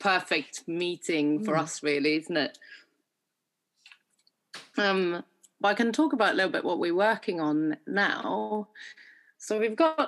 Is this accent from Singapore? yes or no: no; Sweden; now in London, United Kingdom; I'm from Sweden originally. I live and practice and work in London, UK